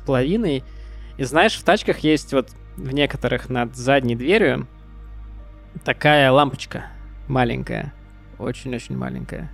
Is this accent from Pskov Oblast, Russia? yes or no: yes; Pskov, Pskov Oblast, Russia; Мы ездили из Пскова, а, в гости к нашей тёте в Петербург